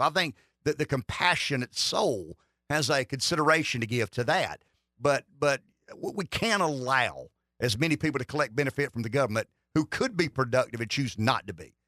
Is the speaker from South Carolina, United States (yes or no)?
yes; South Carolina, United States; I'm from South Carolina.